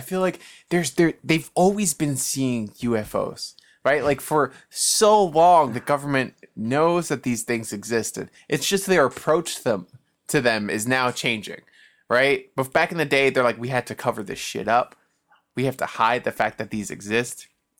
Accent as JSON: {"language": "English", "town": "New York City", "region": "New York", "country": "United States", "tie": "born or raised there", "said": "I grew up in the Bronx. That's you got to be a tough guy."}